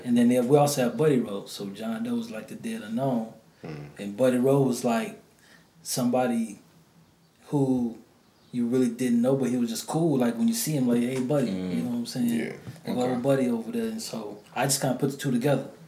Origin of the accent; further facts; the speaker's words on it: New Orleans, Louisiana, United States; moved away; I'm from the NO. You know, I, I you know was born and raised down there, moved up here